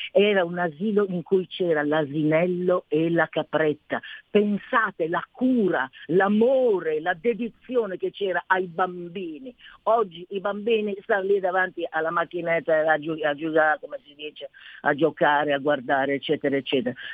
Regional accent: Milan, Lombardy, Italy; io dico che ho passato un'infanzia felicissima, io sono del Corvetto, i bambini erano curati, mai lasciati soli

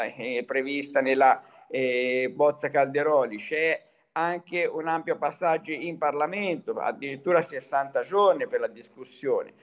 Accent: Tuscany, Italy; also born or lived in Arezzo; da toscano

